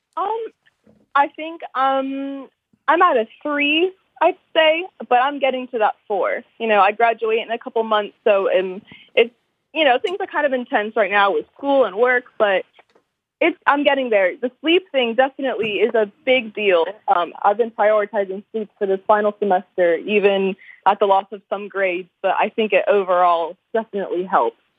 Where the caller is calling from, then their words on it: Murfreesboro, Tennessee, United States; Calling from Tennessee